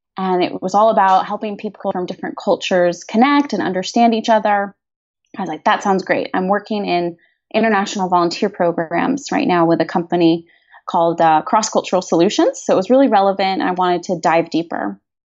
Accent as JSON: {"language": "English", "country": "United States", "also_born_or_lived": "Madrid / Barcelona / San Francisco Bay Area", "said": "as Americans"}